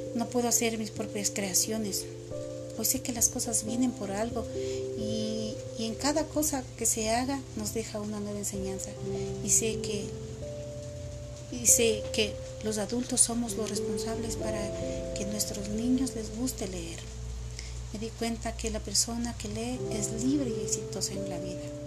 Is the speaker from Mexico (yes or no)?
no; Multitud, Chimborazo, Ecuador; Esa cultura era de ahí, de mi pueblo. Era en un sector que pertenece a la U C I, en la, en una parroquia se, que se llama Multitud.